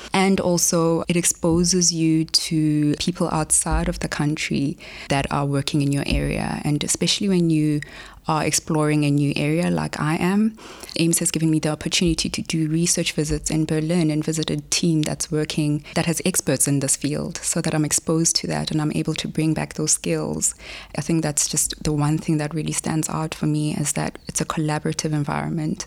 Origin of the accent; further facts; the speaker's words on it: Polokwane, Limpopo, South Africa; also born or lived in Johannesburg; I was born in Polokwane, here in South Africa